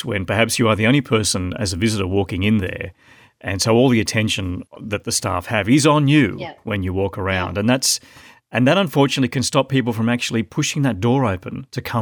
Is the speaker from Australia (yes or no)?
yes; Sydney, New South Wales, Australia; When I was growing up in Sydney, Paddington along Oxford Street there, it was gallery after gallery after gallery.